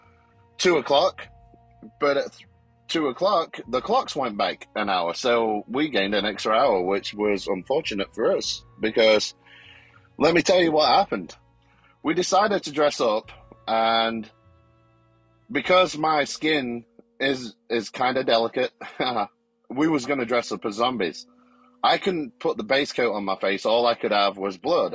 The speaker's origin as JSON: {"language": "English", "country": "United Kingdom", "moved": "yes", "lives_now": "Texas, United States", "said": "I'm here in Texas. I'm originally from Great Britain."}